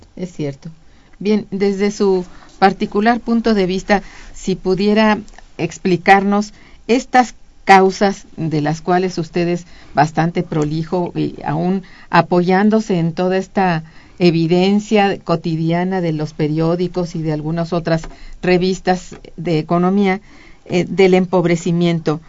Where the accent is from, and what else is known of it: Mexico